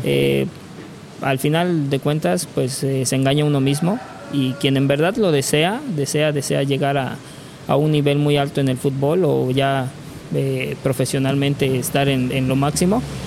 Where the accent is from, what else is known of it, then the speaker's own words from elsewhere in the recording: Córdoba, Veracruz, Mexico; also born or lived in Playa del Carmen; éramos dos de Córdoba